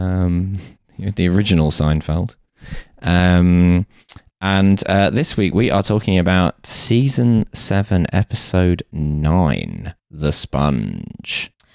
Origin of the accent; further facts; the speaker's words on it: United Kingdom; having grown up in a household full of people who do and being British